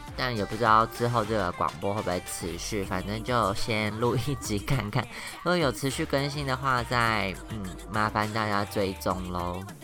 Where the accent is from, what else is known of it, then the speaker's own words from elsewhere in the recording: Taoyuan, Taiwan; moved away as an adult; also born or lived in Taipei; now in Taichung, Taiwan; 因为我本来是桃园人嘛，然后生活圈都在台北